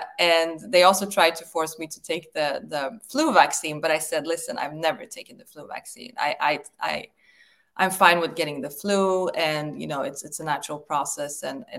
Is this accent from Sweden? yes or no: yes; Sweden; I came from Sweden, and in Sweden, we do have complete choice over vaccines, even in school.